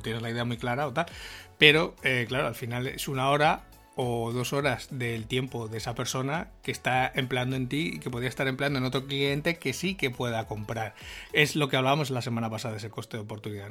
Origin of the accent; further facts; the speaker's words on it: Spain; cómo somos los españoles